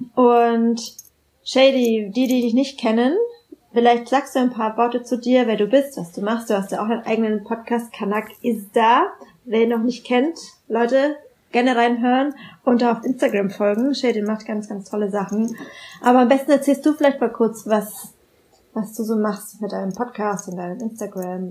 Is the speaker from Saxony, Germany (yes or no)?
no; Bamberg, Bavaria, Germany; in Bamberg, wo ich aufgewachsen bin